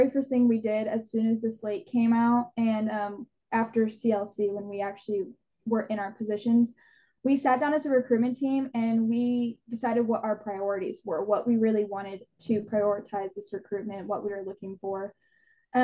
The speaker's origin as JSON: {"language": "English", "town": "Trophy Club", "region": "Texas", "country": "United States", "moved": "as an adult", "lives_now": "Stillwater, United States", "said": "I am from Trophy Club, Texas, which is about 3-ish hours from Stillwater."}